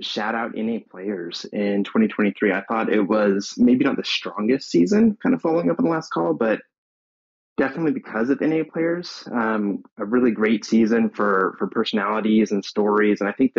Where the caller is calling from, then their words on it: San Antonio, Texas, United States; I'm calling from San Antonio, Texas.